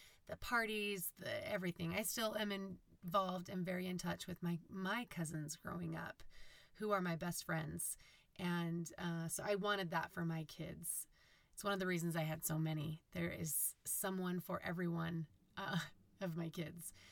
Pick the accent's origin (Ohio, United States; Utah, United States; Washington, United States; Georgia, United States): Utah, United States; Holladay; we grew up in Holiday, Utah, which is just near Salt Lake City